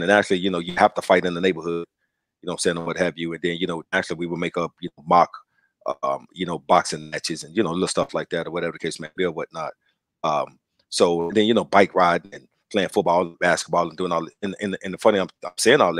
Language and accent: English; Dallas, Texas, United States; I grew up in West Dallas, you know, in the project.